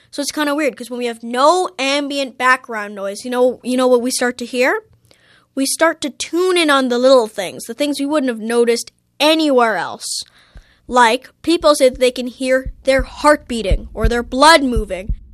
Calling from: Toronto, Ontario, Canada; I'm calling from Toronto, and my question is Is there such a thing as complete silence?

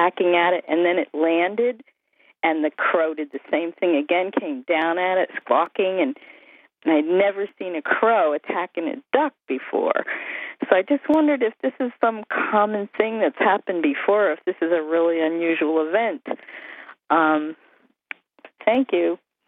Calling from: Bethlehem, New Hampshire, United States; I am calling from Bethlehem, New Hampshire.

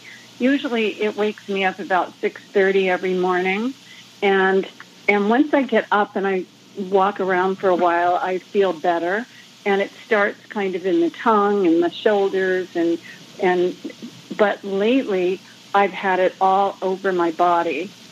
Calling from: California, United States; I'm calling from California

